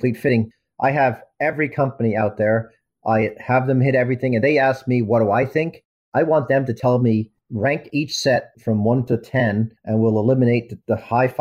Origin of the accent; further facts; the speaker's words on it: Ireland; moved away as an adult; now in United States; I was born in America, raised in Ireland